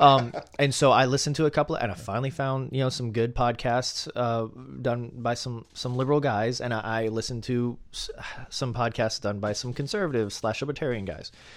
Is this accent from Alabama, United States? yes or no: yes; Alabama, United States; growing up in Alabama, very conservative environment